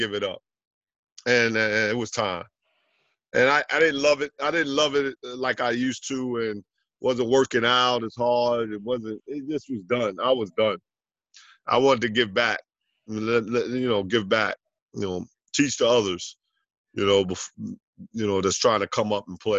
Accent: New York City, New York, United States; also born or lived in Jamaica, Queens / Lefrak City, Queens; I grew up in Jamaica, Queens, and then I moved over to Left Rack City.

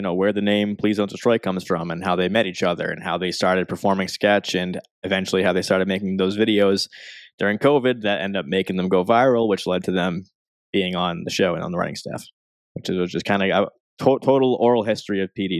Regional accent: Boston, Massachusetts, United States; where are you from? I said, Boston.

